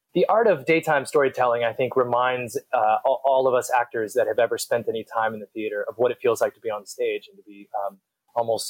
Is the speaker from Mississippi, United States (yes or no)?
no; Louisville, Kentucky, United States; moved away as an adult; also born or lived in New York City; now in California, United States; born and raised in Louisville, but I grew up in New York City